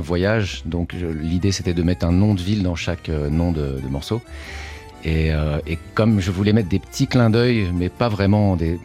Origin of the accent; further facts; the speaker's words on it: France; moved away as an adult; now in New York, United States; même si je suis d'origine portugaise, euh, je suis né en France, j'ai grandi en France